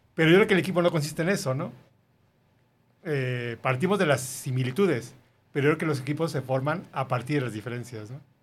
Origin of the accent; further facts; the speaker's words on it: Mexico City, Mexico; moved away as an adult; now in Guadalajara, Mexico; Los dos somos de la Ciudad de México